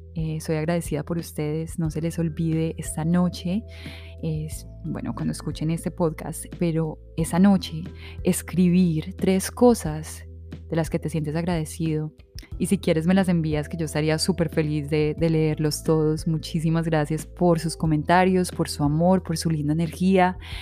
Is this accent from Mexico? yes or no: no; Supía, Caldas, Colombia; moved away; also born or lived in Manizales, Colombia / Medellín, Colombia; crecimos en una finca en Supía